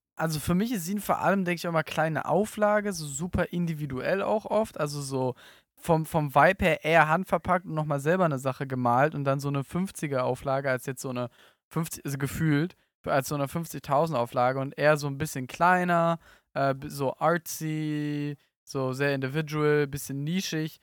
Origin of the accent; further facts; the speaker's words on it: Berlin, Germany; now in Cologne, Germany; Ich komme aus Berlin, bin jetzt in Köln